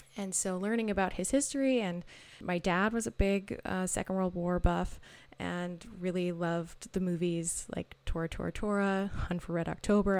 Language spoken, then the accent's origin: English; Maple Ridge, British Columbia, Canada; also born or lived in Victoria, British Columbia; I'm from Maple Ridge, British Columbia, which is a little outside of Vancouver